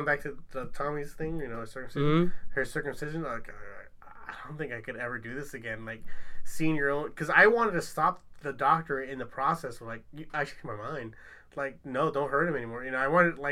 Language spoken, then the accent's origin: English; Long Beach, California, United States; I'm from Long Beach